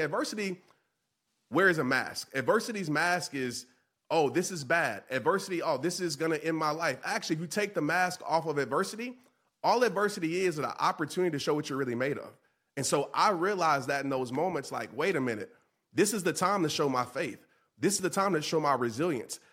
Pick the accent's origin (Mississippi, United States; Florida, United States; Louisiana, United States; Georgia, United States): Louisiana, United States; New Orleans; a young child, uh, growing up in New Orleans